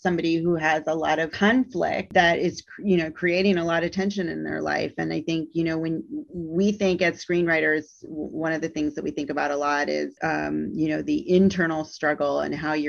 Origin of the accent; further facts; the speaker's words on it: Midwest, United States; moved away as an adult; now in Alabama, United States; I've lived in the South for 17 years and have been in this position of being a Midwesterner